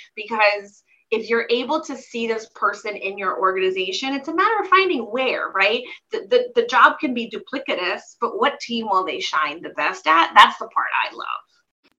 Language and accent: English; Silver Spring, Maryland, United States; now in Portland, United States; we lived in the DC area, Silver Spring, Maryland, to be exact, is where I grew up